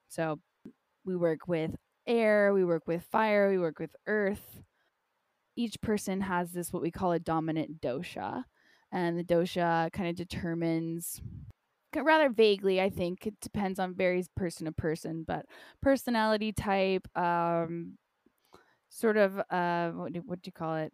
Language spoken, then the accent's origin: English; North Carolina, United States; moved away; also born or lived in Costa Rica; Growing up in North Carolina, in a nutshell, I had a really hard time growing up.